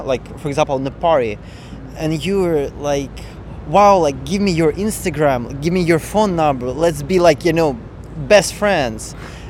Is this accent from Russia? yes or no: yes; Russia; moved away as an adult; now in New York City, United States; I'm from Russia.